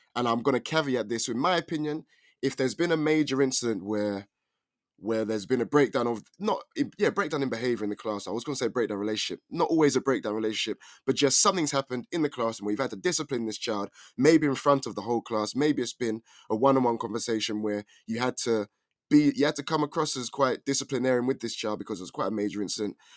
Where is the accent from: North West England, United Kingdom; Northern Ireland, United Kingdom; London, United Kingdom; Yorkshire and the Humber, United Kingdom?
London, United Kingdom; I'm from England, more specifically London.